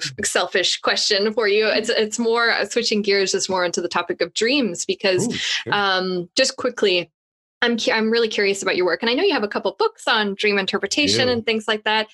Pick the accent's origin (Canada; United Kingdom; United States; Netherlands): Canada; I'm Canadian